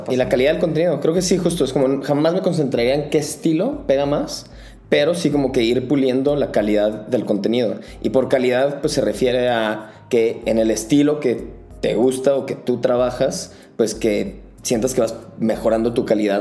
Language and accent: Spanish; Guadalajara, Jalisco, Mexico; moved away as an adult; now in Mexico City, Mexico; yo soy de Guadalajara